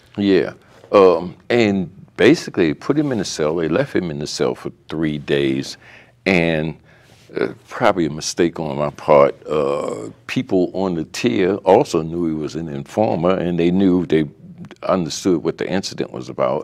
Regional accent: Baltimore, Maryland, United States; I had been a, a, youth in West Baltimore uh, up until like the uh, the mid 50s

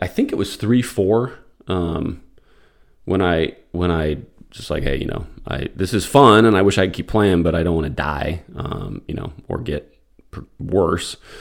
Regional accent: Albuquerque, New Mexico, United States; moved away; also born or lived in Florida / Atlanta; I grew up in Albuquerque

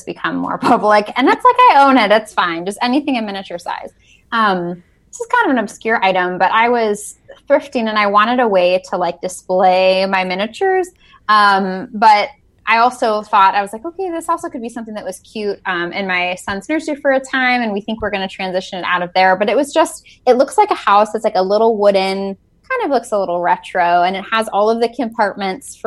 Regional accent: Northeast Ohio, United States; born and raised in Northeast Ohio. I ended up staying in this area after college

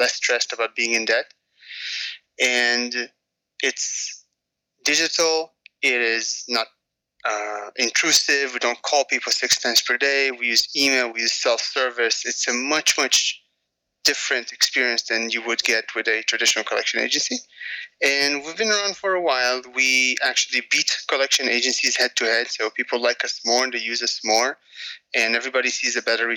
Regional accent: a suburb of Tel Aviv, Tel Aviv District, Israel; moved away; I grew up in Israel

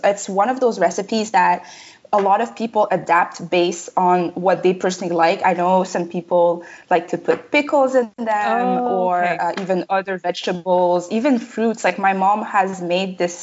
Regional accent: Canada; first language French; English is a second language; also born or lived in Republic of the Congo; in 2002, my family, so me, my mom, my dad, and my brother, we immigrated to Canada

